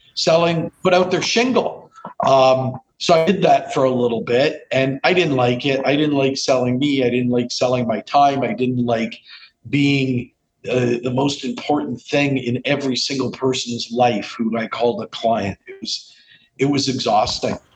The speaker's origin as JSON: {"language": "English", "country": "Canada", "tie": "born or raised there", "said": "I grew up in Canada"}